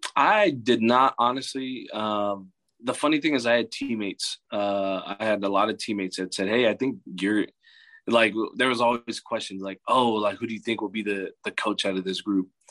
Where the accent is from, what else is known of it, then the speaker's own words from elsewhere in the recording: California, United States; moved away as an adult; also born or lived in Hacienda Heights, California / Bozeman, Montana; I'm from California, too